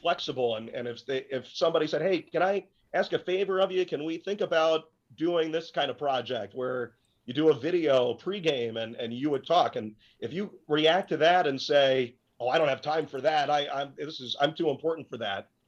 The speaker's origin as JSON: {"language": "English", "town": "Cincinnati", "region": "Ohio", "country": "United States", "tie": "born or raised there", "also_born_or_lived": "Pittsburgh", "moved": "as an adult", "lives_now": "Allentown, United States", "said": "the Cincinnati Cyclones, which is pretty much my hometown"}